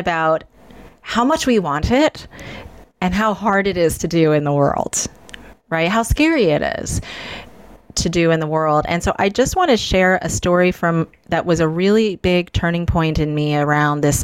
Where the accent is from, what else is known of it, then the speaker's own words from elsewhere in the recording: United States; I'm Chinese American